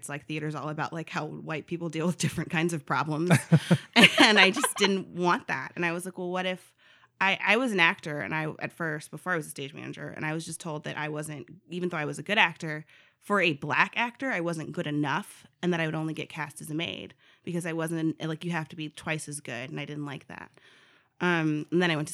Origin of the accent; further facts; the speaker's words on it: Los Angeles, California, United States; moved away as an adult; also born or lived in Culver City, California / Downey, California; now in Fayetteville, United States; I went back and forth between two very different